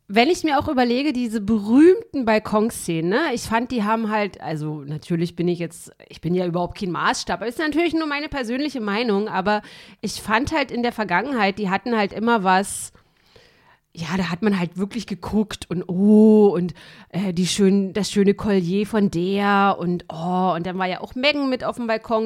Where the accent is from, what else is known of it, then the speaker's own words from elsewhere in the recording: East Germany, Germany; ich irgendwie als Kind in der DDR